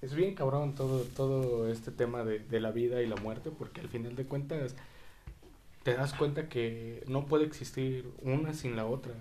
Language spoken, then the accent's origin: Spanish; Mexico; como mexicanos